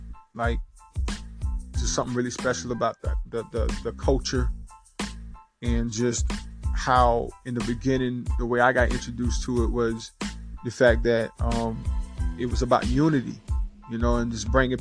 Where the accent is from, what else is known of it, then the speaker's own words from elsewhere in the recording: Rock Hill, South Carolina, United States; I'm born and raised right here in Rock Hill, South Carolina